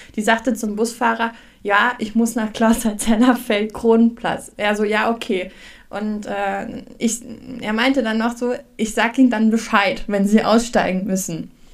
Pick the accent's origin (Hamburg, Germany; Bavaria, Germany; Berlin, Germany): Hamburg, Germany; now in Harz, Germany; in Hamburg gibt es das tatsächlich immer noch, da wo ich herkomme